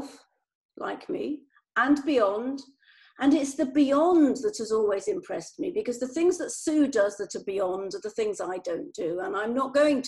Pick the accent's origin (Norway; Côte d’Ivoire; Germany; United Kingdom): United Kingdom; we're the same sort of age, we're British